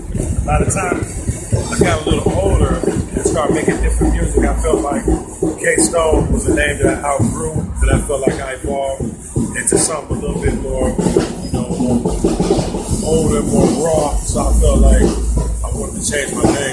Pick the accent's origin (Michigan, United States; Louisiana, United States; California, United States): Michigan, United States; Detroit; I'm from Detroit